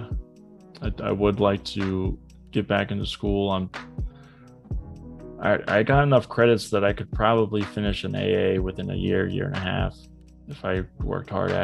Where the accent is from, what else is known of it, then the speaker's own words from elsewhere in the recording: Cape Canaveral, Florida, United States; now in Tampa, United States; move out to Cape Canaveral area. He goes, yeah, we'll probably get out there in like years. And that's where I grew up.